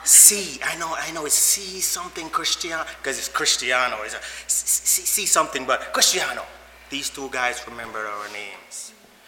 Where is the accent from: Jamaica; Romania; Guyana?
Jamaica; moved away; I'm from Jamaica.